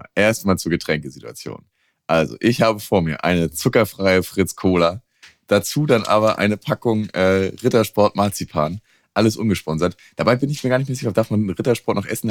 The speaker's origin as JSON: {"language": "German", "area": "the East", "region": "eastern Germany", "country": "Germany", "said": "Ich komme aus dem Osten"}